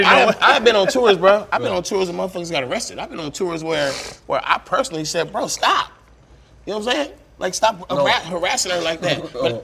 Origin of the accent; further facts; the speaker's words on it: Oakland, California, United States; I'm from Oakland, California.